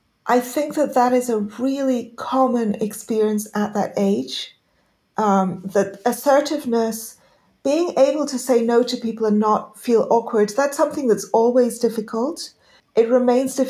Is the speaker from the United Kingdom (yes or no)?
yes; London, United Kingdom; also born or lived in Pakistan; I grew up initially in Pakistan, but most of this happened actually after I came to the U.K.